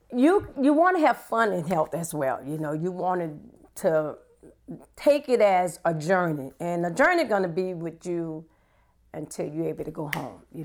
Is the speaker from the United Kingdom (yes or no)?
no; New Orleans, Louisiana, United States; moved away as an adult; now in Baton Rouge, United States; I live here in Baton Rouge, Louisiana. But my hometown is New Orleans, Louisiana